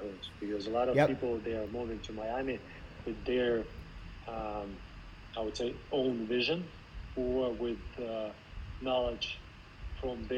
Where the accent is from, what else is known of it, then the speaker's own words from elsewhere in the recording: Russia; moved away; since I'm originally from Russia